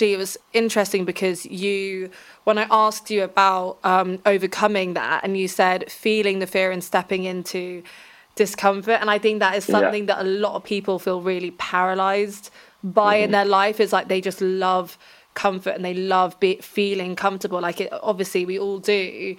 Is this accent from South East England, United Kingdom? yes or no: yes; Reading, South East England, United Kingdom; I'm from Reading, which is an very meh place to be.